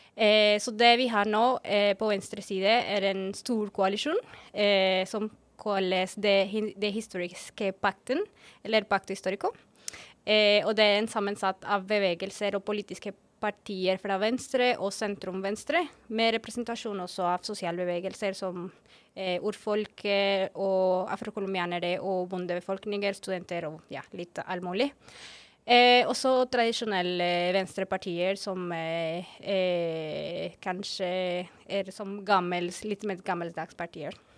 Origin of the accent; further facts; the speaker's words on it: Bogotá, Colombia; Norwegian is a second language; moved away as an adult; also born or lived in Barcelona, Spain / Bergen, Norway; now in Oslo, Norway; jeg kommer opprinnelig fra Colombia. Eh, fra Colombias hovedstad, som er nemlig Bogotá